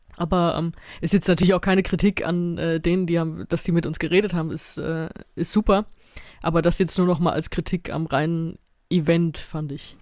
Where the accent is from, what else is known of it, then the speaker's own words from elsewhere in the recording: Mainz, Rhineland-Palatinate, Germany; Ich bin in Mainz zur Schule gegangen